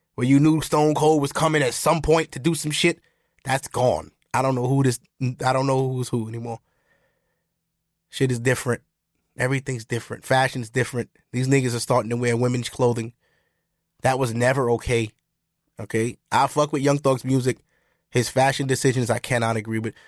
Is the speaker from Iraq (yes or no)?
no; United States; I'm American, too. I'm not West Indian